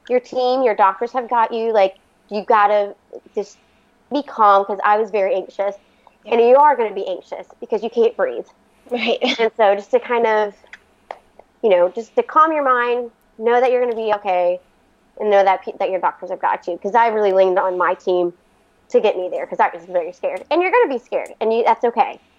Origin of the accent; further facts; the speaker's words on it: Florida, United States; also born or lived in Virginia; So we're actually originally from Florida, but we've lived in Virginia for the past 13 years.